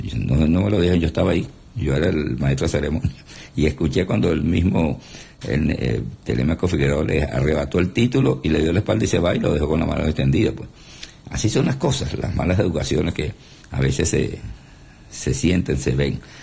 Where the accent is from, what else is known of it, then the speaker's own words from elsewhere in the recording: Venezuela; nosotros los venezolanos somos echadores de broma